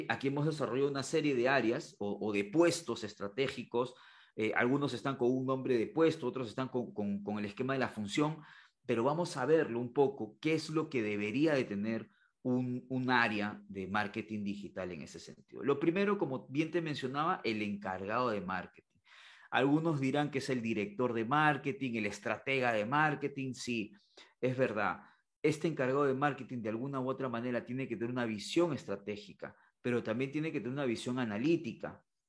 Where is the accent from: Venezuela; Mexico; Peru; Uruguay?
Peru; la, educación de, de mi país, en este caso de Perú